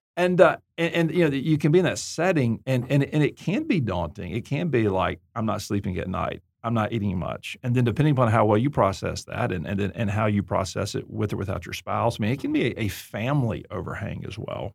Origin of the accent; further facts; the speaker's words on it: Auburn, Alabama, United States; I'm from Deep South, Alabama, Auburn